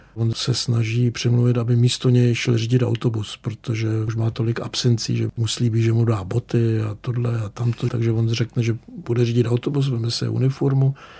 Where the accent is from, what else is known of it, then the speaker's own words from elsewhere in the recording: Czechia; first language Czech; moved away as an adult; also born or lived in Berlin, Germany; Mě nikdy nenapadlo, že se sem někdy vrátím